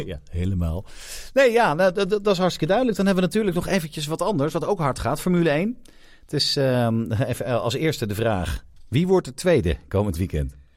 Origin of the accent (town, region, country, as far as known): Netherlands